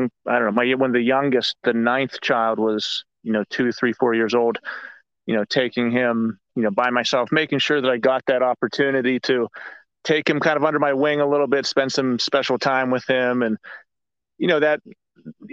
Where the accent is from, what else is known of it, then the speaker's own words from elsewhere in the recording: Pittsburgh, Pennsylvania, United States; I grew up in Pittsburgh from a huge family